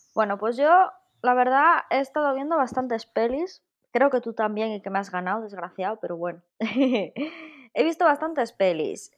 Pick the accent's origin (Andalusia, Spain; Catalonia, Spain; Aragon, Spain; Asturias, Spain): Aragon, Spain; a village near Jaca; aquí en mi pueblo tenemos cine, cine, pero en Jaca, que está aquí al ladito